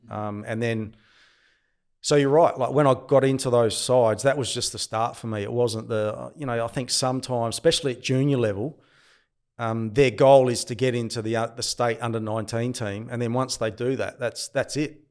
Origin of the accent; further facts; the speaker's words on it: Angaston, South Australia, Australia; also born or lived in Adelaide; I grew up in the Barossa Valley. I, I, was firstly born in Adelaide, but then had a stint, lived for about four or five years in the Barossa